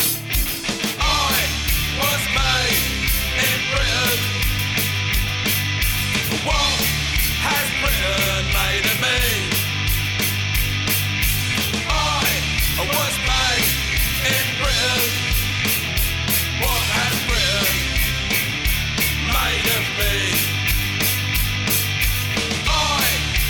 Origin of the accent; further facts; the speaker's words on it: Utah, United States; I was born here in Utah.